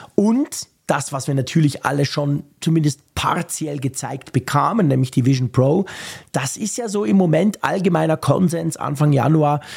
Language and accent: German; Bern, Switzerland; bei uns in Bern ist es so ein Quartier, das marzili quartier nennt sich